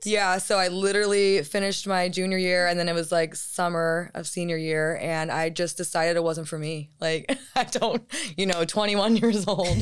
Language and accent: English; United States; appreciate being American